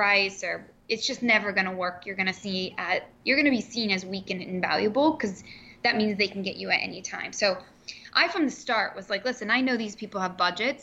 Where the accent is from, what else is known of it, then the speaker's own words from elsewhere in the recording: Columbus, Ohio, United States; There was something in Columbus, my hometown, called the Columbus Italian Club